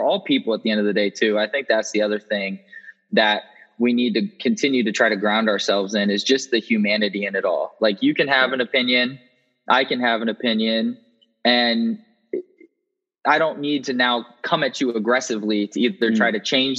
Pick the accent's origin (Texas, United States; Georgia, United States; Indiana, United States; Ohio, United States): Indiana, United States; Indianapolis; moved away as an adult; also born or lived in West Lafayette, Indiana / Raleigh, North Carolina; I was born in middle America, as they would say here in the States, in Indianapolis, Indiana